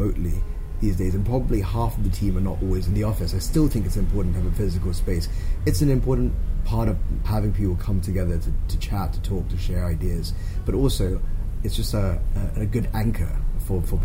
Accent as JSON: {"language": "English", "country": "Hong Kong", "tie": "born or raised there", "also_born_or_lived": "Yangon", "said": "here, which is my hometown"}